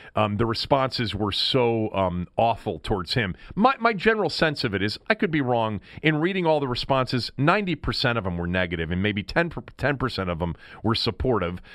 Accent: Washington, District of Columbia, United States; I'm from here, I'm born here, I, I've lived here my entire life

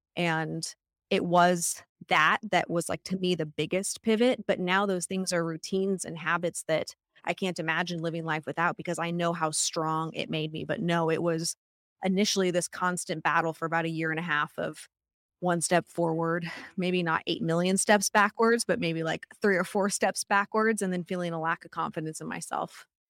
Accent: Vancouver, Washington, United States; I grew up in Vancouver, Washington

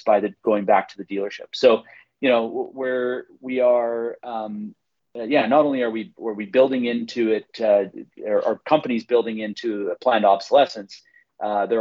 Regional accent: British Columbia, Canada; I'm from British Columbia

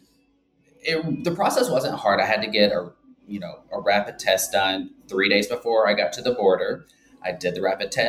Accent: Birmingham, Alabama, United States; moved away as an adult; also born or lived in Atlanta, Georgia; now in Linden, United States; So I am originally from Birmingham, Alabama.

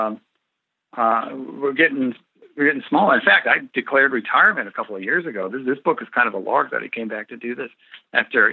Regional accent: United States; as American citizens, we're supposed to be agitators, thinkers

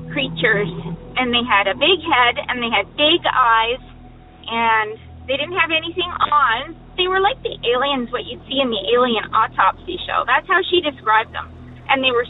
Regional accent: British Columbia, Canada; I'm from British Columbia, Canada.

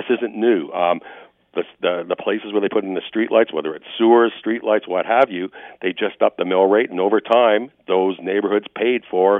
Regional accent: Oak Ridge Acres, Ontario, Canada; Well, you know what? I grew up in Oak Ridge Acres, and I remember back in the early 70s, they came through and they put in septic sewers

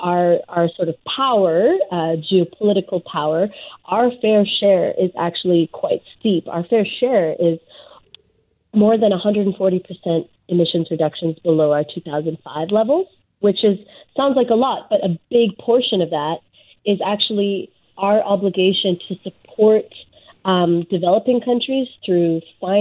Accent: British Columbia, Canada; as British Columbians specifically, we have, you know, we have our own forest to point

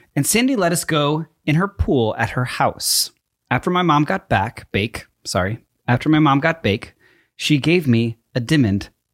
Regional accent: East Coast, United States; moved away; I grew up on the East Coast where we have basements

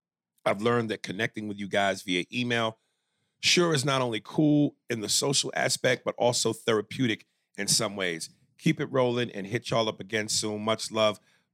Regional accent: Florida, United States; moved away as an adult; also born or lived in Philadelphia, Pennsylvania / Italy; My mother then relocated herself, my sister and I, down to Florida. I stayed there till I graduated high school

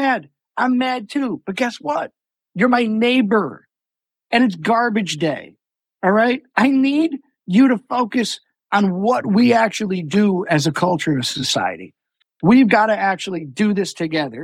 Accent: Buffalo, New York, United States; my hometown of Buffalo

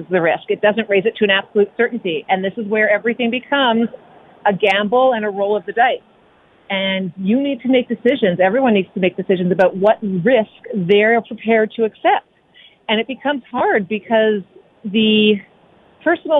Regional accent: Canada; we're Canadian.

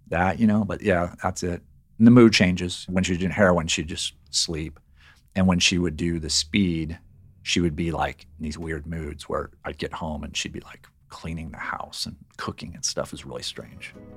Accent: Riverside, California, United States; I grew up in Riverside, California, which is on the, in the Inland Empire in, here in California, in Southern California.

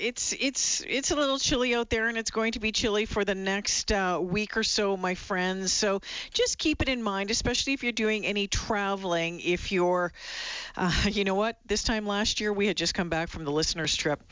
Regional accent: Northern Ontario, Canada; moved away; also born or lived in Regina; Northern Ontario girl, been there and done that and lived in Regina for 2 years

